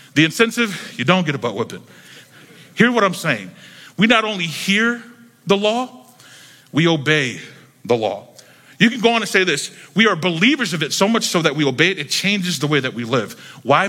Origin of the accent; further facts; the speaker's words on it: Jacksonville, North Carolina, United States; moved away as an adult; now in Miami, United States; I grew up in North Carolina